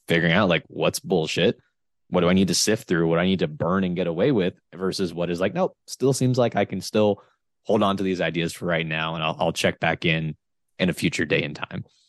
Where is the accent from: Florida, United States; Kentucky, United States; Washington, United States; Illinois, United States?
Florida, United States; I'm from Florida.